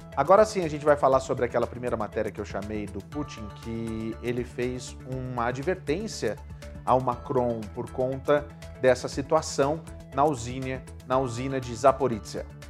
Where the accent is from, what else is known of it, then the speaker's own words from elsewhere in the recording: Brazil; moved away; nós somos brasileiros